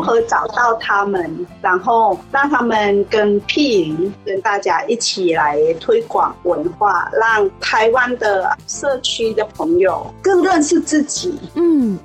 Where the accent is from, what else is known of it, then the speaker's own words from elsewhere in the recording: Thailand; first language Thai; Chinese is a second language; moved away as an adult; now in Kaohsiung, Taiwan; 我们住在泰国，大部分我们都是用泰文